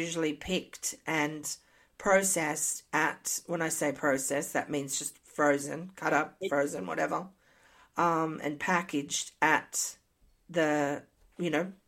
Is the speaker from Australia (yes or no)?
yes; Australia; moved away as an adult; also born or lived in Canada; now in United States; I moved from Australia to Canada, my diet changed a lot